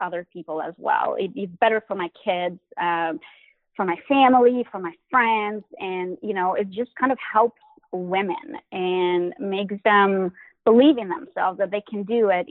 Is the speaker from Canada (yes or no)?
no; Albania; moved away; also born or lived in Boston; I grew up in Albania